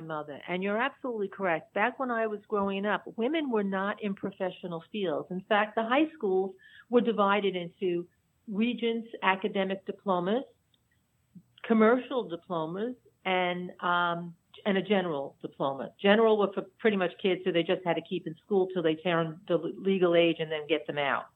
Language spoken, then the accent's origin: English; New York City, New York, United States; mostly I was in Dyker Heights, which is really a small pocket in between Bensonhurst and and Bay Ridge.